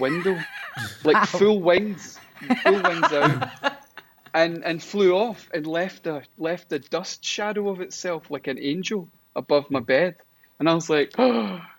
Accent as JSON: {"language": "English", "town": "Stafford", "region": "West Midlands", "country": "United Kingdom", "tie": "born or raised there", "also_born_or_lived": "Crouch End, London", "moved": "yes", "said": "I was born in Stafford."}